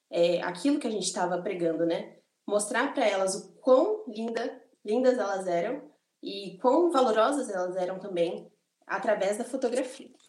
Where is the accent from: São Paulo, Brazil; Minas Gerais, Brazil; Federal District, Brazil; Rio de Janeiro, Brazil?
São Paulo, Brazil; eu tenho 22 anos, mais uma vez, sou do interior de São Paulo, uma cidade bem pequena aqui em São Paulo.